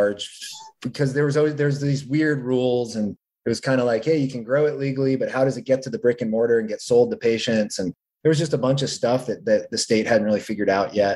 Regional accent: New England, United States; moved away as an adult; now in California, United States; I'm from New England originally

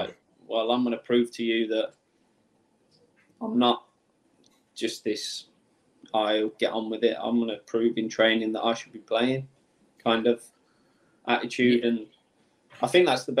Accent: Birmingham, West Midlands, United Kingdom; I'm from Birmingham. So it was like in my hometown, home city

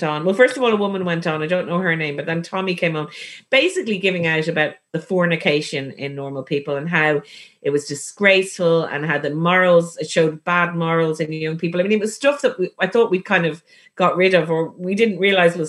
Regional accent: Ireland; as an Irish person

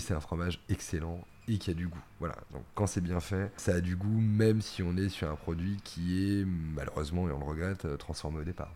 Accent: Normandy, France; ça ramène à des souvenirs d'enfance, euh, à des paysages, euh, au petit bocage normand

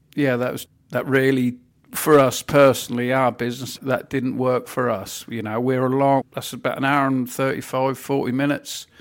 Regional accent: Norfolk, East of England, United Kingdom; accent: Norfolk; when I was young, I was always embarrassed about my Norfolk accent

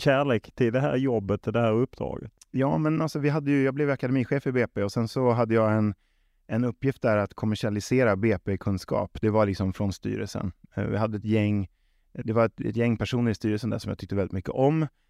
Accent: Stockholm, Stockholm County, Sweden; moved away as an adult; also born or lived in Småland / Västervik / Trelleborg / Malmö; jag är uppväxt på tunnelbanan

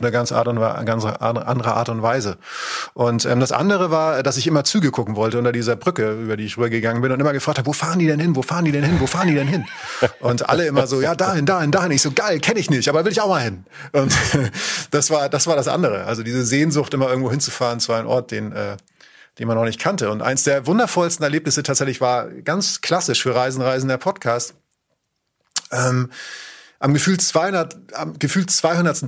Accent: Northern Germany, Germany; ich komme aus Norddeutschland

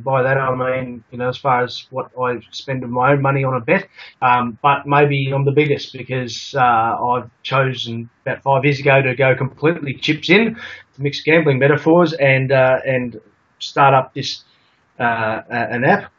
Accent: Caulfield, Victoria, Australia; I grew up in Caulfield

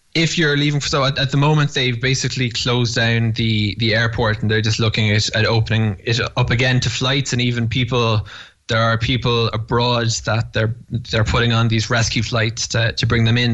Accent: Cork, Munster, Ireland; moved away as an adult; now in Jerusalem, Israel; I grew up Jewish in Cork

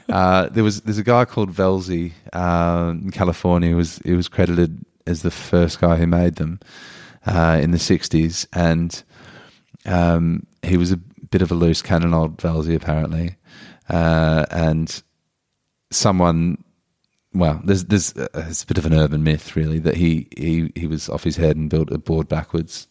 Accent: Australia; as an Australian

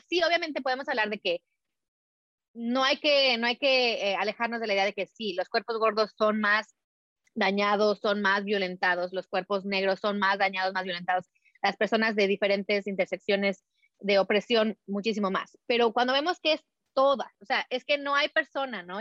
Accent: Mexico; nací, crecí en México, mi mamá era americana

